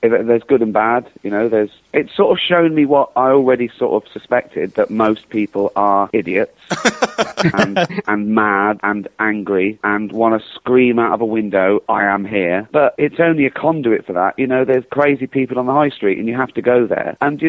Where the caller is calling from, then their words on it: London, United Kingdom; I'm calling from London.